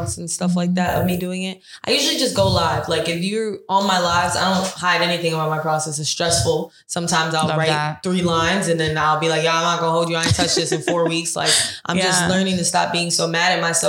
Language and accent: English; New York City, New York, United States; I'm from Southside Jamaica, Queens.